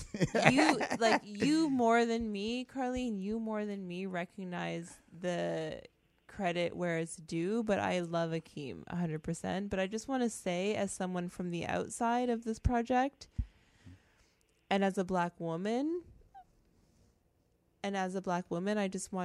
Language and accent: English; Trinidad & Tobago; yes, I'm not Jamaican, but I am Trini.